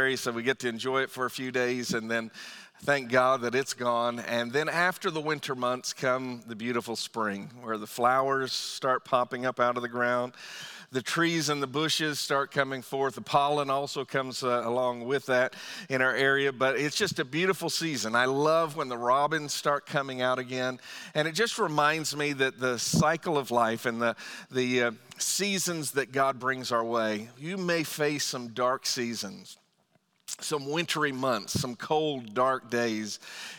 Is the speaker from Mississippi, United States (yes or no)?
no; Northern Virginia, United States; also born or lived in Lorton, Virginia; now in Fredericksburg, United States; I grew up in Northern Virginia and moved a little bit further south into Lorton and eventually down here to Fredericksburg. But I've always lived in Virginia